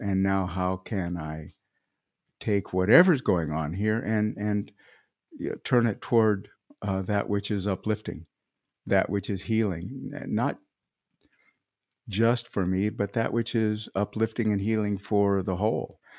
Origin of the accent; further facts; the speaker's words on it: Midwest, United States; I'm a farm kid, I come from the Midwest